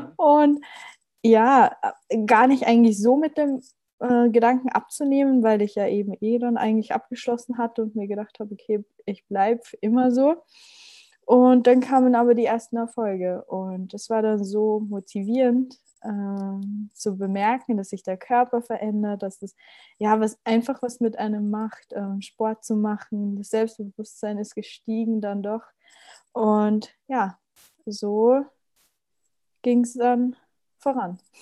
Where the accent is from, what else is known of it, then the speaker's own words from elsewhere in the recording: Austria; bei uns in Österreich